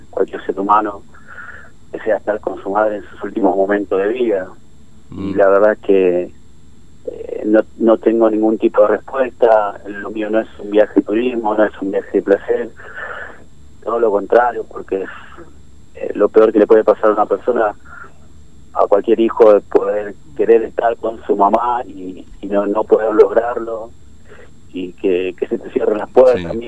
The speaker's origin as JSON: {"language": "Spanish", "region": "Formosa", "country": "Argentina", "tie": "born or raised there", "moved": "as an adult", "lives_now": "Lanús, Argentina", "said": "yo soy nacido en Formosa, sí, viví la, mitad de mi vida ahí, yo tengo 43 años, vine a, vivir a Buenos Aires a los, 21 años"}